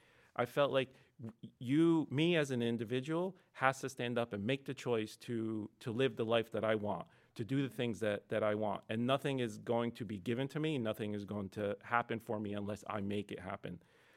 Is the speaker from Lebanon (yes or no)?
yes; Lebanon; born there; So I wasn't born in America. So I was born in Lebanon.